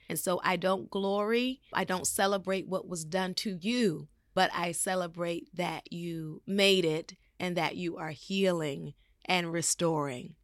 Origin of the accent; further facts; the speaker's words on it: Baltimore, Maryland, United States; I grew up in Baltimore, Maryland